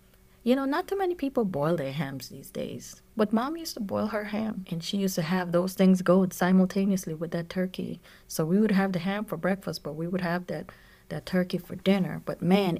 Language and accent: English; U.S. Virgin Islands; if you are listening to this podcast for the first time, I am from the Virgin Islands, okay? And that is a very beautiful culture, right?